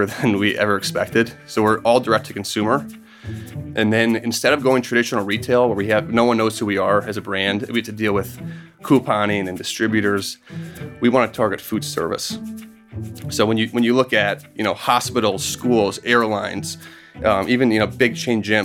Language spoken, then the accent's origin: English; Minneapolis, Minnesota, United States; moved away as an adult; also born or lived in Wisconsin / Indiana / Seattle; I grew up in Minneapolis